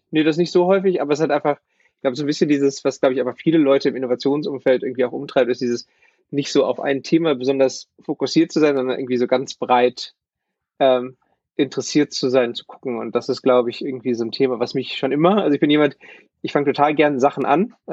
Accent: Bochum, North Rhine-Westphalia, Germany; ich bin Bochumer und habe eigentlich mein ganzes Leben hier im Ruhrgebiet mit so ein paar Stationen außerhalb, aber eigentlich hier verbracht.

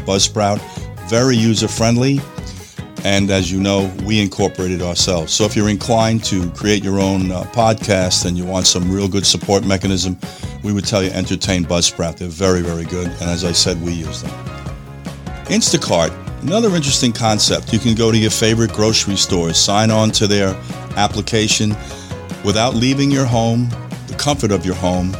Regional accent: New York, United States; moved away; New York, place I was born and raised

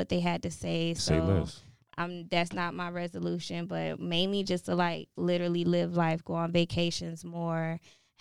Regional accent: Tampa, Florida, United States; born and raised in Tampa, Florida

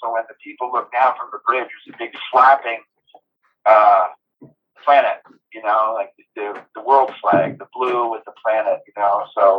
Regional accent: New England, United States; So even though I come from New England and stuff, it was, like, bitter cold.

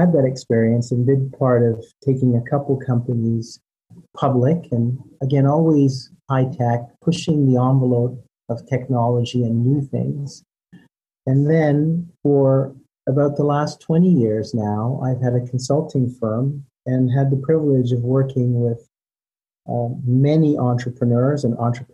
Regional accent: Toronto, Ontario, Canada; born or raised there; also born or lived in Antigua

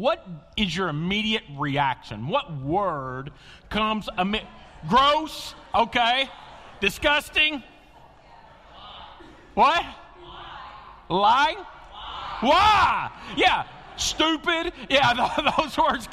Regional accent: Western Kentucky, United States; I grew up in Western Kentucky

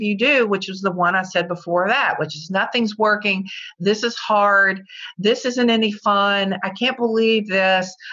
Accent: Virginia, United States; I'm from Virginia

